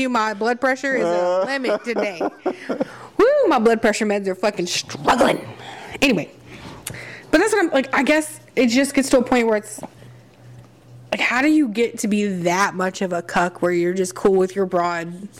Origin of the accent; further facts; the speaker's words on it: the South, United States; we're from the South, so honey, sweetie, darling, all that shit, it's just a part of our vernacular.